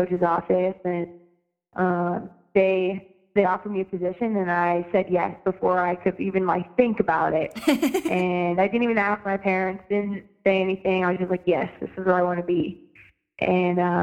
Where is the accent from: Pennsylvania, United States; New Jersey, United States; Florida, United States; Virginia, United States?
Pennsylvania, United States; State College; moved away as an adult; also born or lived in Connecticut; I grew up in Pennsylvania